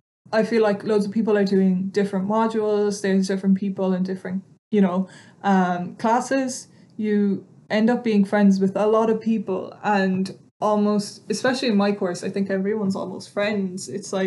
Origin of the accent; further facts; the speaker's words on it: Estonia; moved away; because I'm originally from Estonia, so in my early teenage years, we used to go and spend the whole summers in Estonia